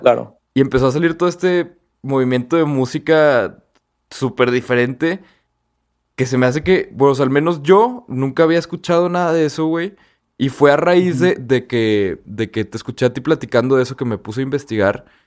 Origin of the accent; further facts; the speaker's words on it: Torreón, Coahuila, Mexico; porque nosotros somos de Torreón